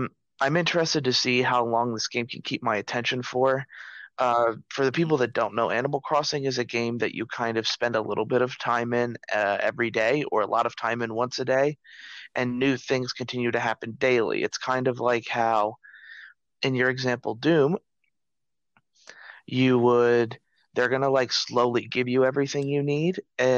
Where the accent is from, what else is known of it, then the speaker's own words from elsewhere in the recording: Paraíso, Costa Rica; born there; I named it after the town I was born in Costa Rica, which is Paraíso. It's not really the town I was born in, but where I kind of started.